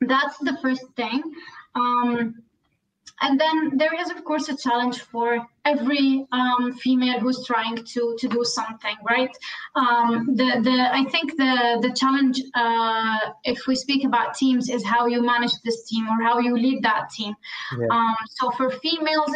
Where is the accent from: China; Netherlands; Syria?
Syria; originally, first, I come from Syria, and that's, of course, in the Middle East